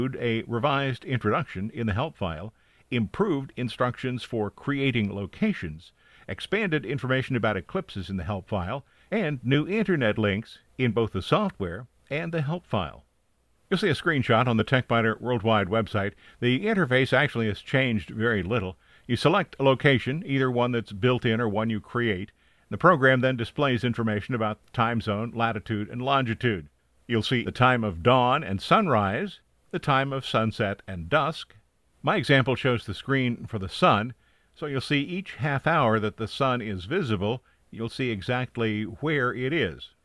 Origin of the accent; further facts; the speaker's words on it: Bellefontaine, Ohio, United States; my hometown Bell Fountain Examiner